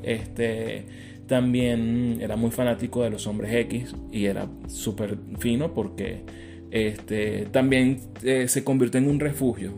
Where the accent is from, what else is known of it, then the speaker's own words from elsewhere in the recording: Caracas, Capital District, Venezuela; Yo soy caraqueño de Katia